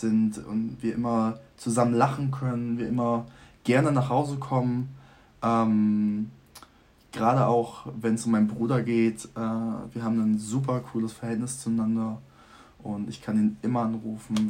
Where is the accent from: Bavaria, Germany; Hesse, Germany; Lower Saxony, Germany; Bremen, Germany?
Lower Saxony, Germany; Vechta; moved away as an adult; now in Groningen, Netherlands; ich komme aus Fechter, da wohnen 32.000 ja, Leute.